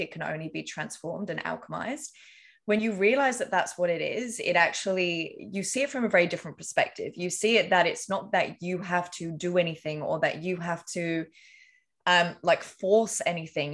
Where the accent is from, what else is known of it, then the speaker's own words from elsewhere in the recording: England, United Kingdom; I grew up in England.